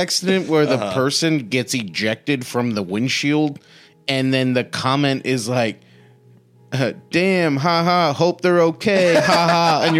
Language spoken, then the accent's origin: English; Santa Maria, California, United States; also born or lived in Santa Ynez, California; now in Los Angeles, United States; we were at the local movie theater in my hometown of Santa Maria, California